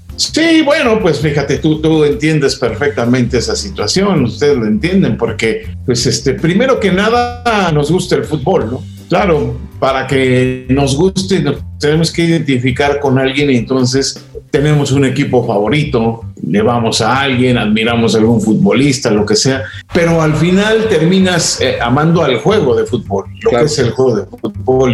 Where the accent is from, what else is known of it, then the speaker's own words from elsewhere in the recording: Mexico City, Mexico; yo de niño vivía en la Ciudad de México